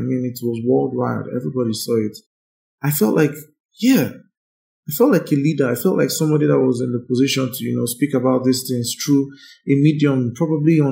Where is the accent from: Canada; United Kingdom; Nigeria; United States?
Nigeria; I'm proud to be a Nigerian